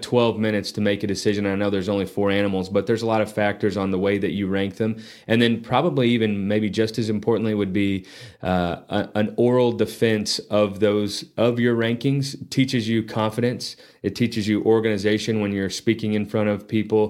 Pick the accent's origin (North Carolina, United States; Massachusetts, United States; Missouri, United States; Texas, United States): Texas, United States; Lubbock; also born or lived in San Antonio / Alabama; now in Amarillo, United States; I grew up in Lubbock.